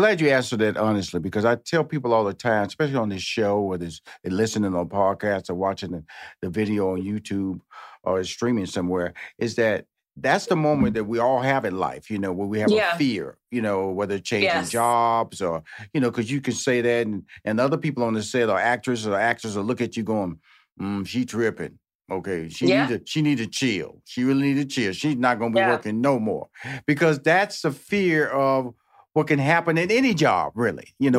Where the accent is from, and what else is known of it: Houston, Texas, United States; now in Los Angeles, United States